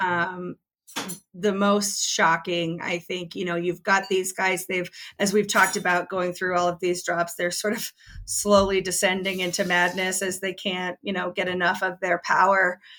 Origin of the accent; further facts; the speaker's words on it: China; English is a second language; Think about this. I'm from China. This is really disturbing.